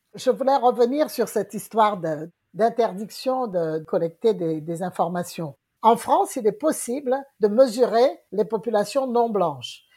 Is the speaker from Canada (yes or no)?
no; Guadeloupe; Moi, je suis de la Guadeloupe